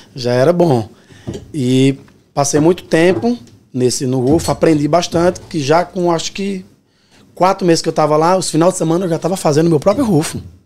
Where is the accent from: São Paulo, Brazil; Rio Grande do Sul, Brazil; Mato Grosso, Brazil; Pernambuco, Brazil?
Pernambuco, Brazil; Petrolina; moved away as an adult; also born or lived in Cabrobó, Pernambuco; now in New York, United States; E fui criado em Petrolina, né? Cresci em Petrolina, Pernambuco, pertinho.